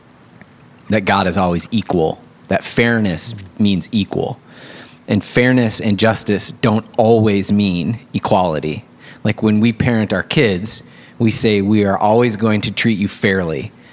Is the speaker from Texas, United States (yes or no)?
no; West Michigan, United States; moved away; I grew up in Christian Reformed West Michigan